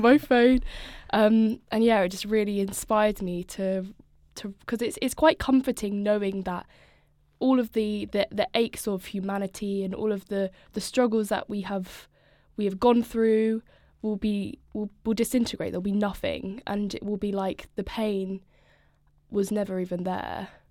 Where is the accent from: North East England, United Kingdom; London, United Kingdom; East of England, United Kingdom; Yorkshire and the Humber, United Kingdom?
East of England, United Kingdom; Norfolk; moved away as an adult; now in Brighton, United Kingdom; I'm from Norfolk originally, so lots of, lots of nature, lots of farms, lots of nothing